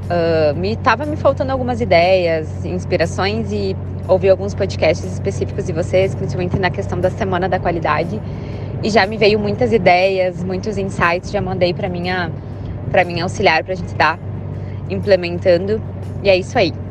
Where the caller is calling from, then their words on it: Guaporé, Rio Grande do Sul, Brazil; sou aqui do Rio Grande do Sul, sou de Guaporé.